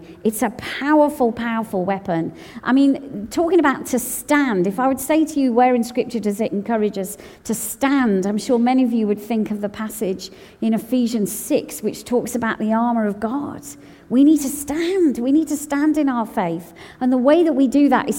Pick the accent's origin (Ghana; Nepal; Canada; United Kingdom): United Kingdom; my passport says I'm British